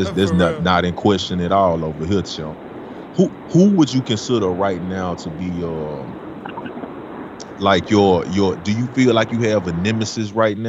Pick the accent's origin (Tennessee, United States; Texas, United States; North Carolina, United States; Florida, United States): Tennessee, United States; Memphis; I'm from Memphis, Tennessee, big homie.